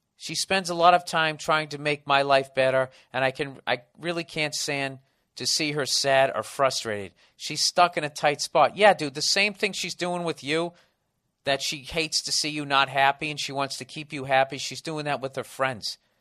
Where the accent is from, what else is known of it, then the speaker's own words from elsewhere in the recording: Boston, Massachusetts, United States; accent: Boston; My Boston accent